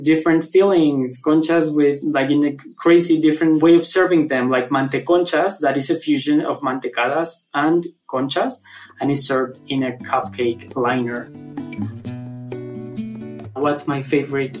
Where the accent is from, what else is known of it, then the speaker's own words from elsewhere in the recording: Mexico City, Mexico; I am a baker from Mexico City.